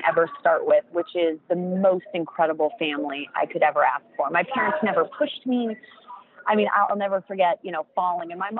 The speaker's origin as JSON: {"language": "English", "country": "United States", "said": "as an American"}